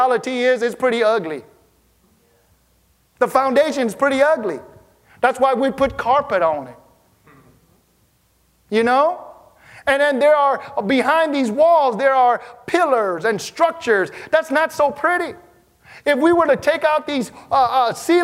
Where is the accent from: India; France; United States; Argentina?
United States; Wisconsin; growing up in Wisconsin where it snowed